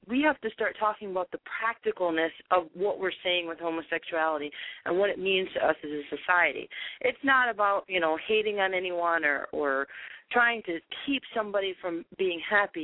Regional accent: Key West, Florida, United States; I grew up in Key West, Florida

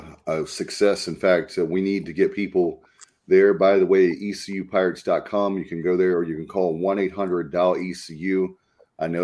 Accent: North Carolina, United States; I'm from North Carolina

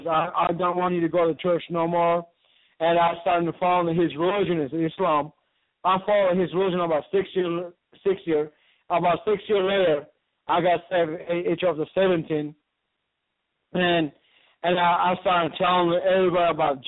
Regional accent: Istanbul, Turkey; I'm from Istanbul, Turkey. I born and raised from there

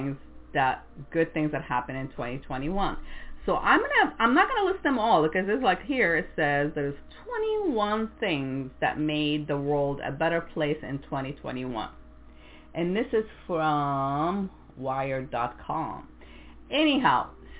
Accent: France; English is a second language; now in United States; growing up in France

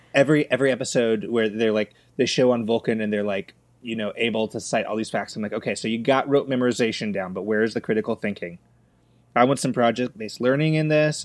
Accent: Los Angeles, California, United States; grew up in Los Angeles

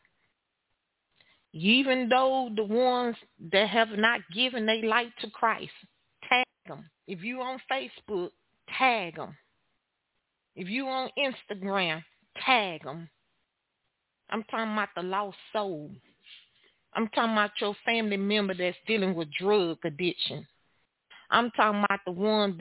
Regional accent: Texas, United States; I am your host from Texas

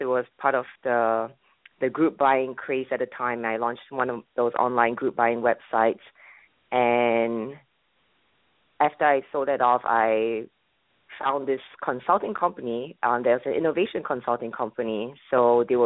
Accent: Singapore; moved away as an adult; also born or lived in Boston, United States; now in United States; I'm originally from Singapore

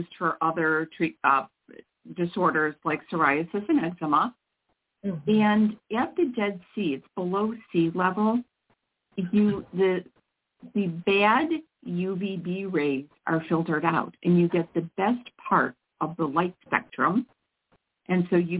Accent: Mount Prospect, Illinois, United States; also born or lived in northwest suburbs of Chicago; I'm not terribly far from where I grew up in Mount Prospect, Illinois

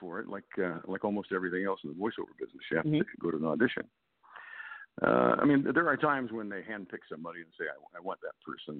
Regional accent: Pekin, Illinois, United States; moved away; my hometown in Illinois, at Peoria, Illinois. Well, I'm actually from Pekin, 12 miles away.

